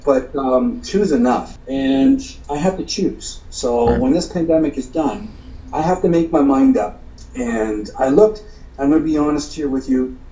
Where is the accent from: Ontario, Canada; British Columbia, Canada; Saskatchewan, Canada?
Ontario, Canada; hometown bordering Michigan; my hometown, which borders Michigan